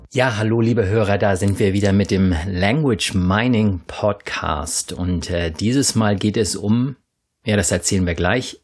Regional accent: Northern Germany, Germany; accent: Low German (Plattdeutsch); first language Low German; Diese Sprache ist ja eben meine Muttersprache auch

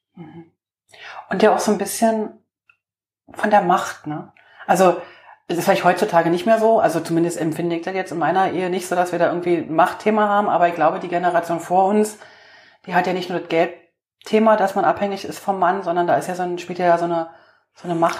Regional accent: East Germany, Germany; ich bin im Osten groß geworden

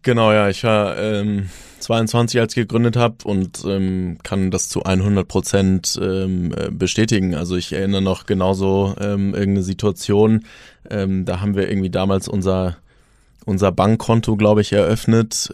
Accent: Germany; als, als Deutsche

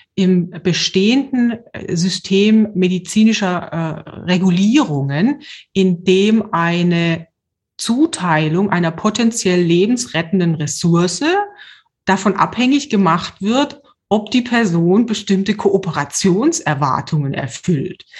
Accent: Germany; ich als Deutsche

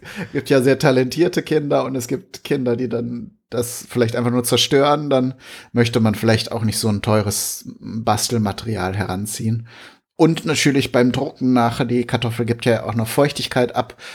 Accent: Germany; bei uns in Deutschland

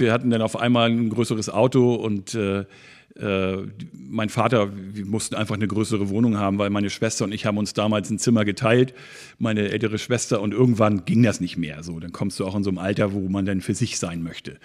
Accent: Schwarzenbek, Schleswig-Holstein, Germany; ich bin so ein richtiges Schwarzenberger Original, wie man so sagt. Ich bin hier aufgewachsen. Seit fast 49 Jahren wohne und lebe ich hier

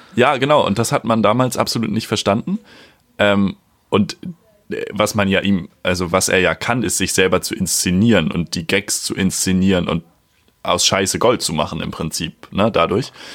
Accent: a village in Schleswig-Holstein, Germany; now in Hamburg, Germany; ich bin ja auch auf dem Dorf aufgewachsen bei meiner Mama

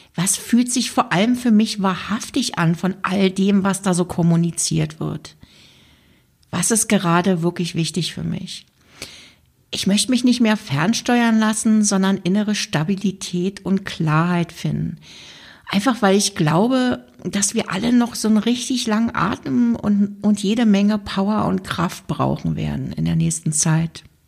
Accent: Germany; now in Switzerland; weil ich in der Schweiz lebe und mich natürlich auch interessiert, was in meiner Heimat gerade so passiert

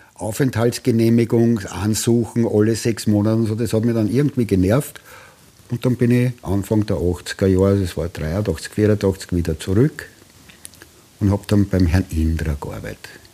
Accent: Austria; also born or lived in Tuscany, Italy; ich als Österreicher

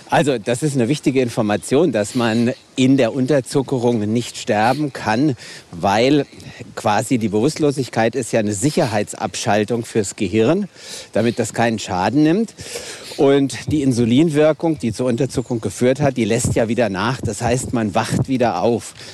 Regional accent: Wiesbaden, Hesse, Germany; wir beide kommen ja aus Hessen, ich aus Wiesbaden.

